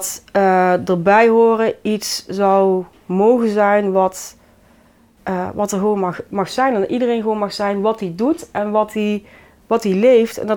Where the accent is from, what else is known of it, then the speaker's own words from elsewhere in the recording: Nairobi, Kenya; now in Vught, Netherlands; En ehm, daar kom ik dan graag voor uit Kenia.